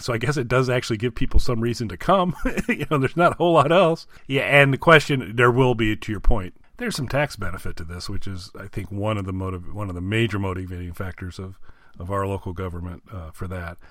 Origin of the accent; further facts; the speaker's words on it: Indiana, United States; now in Illinois, United States; I'm in Illinois now, but I, wa, I was born and raised in Indiana